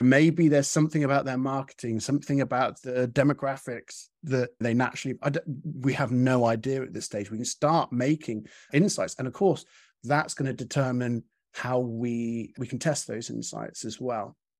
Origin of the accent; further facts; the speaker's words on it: United Kingdom; as a British person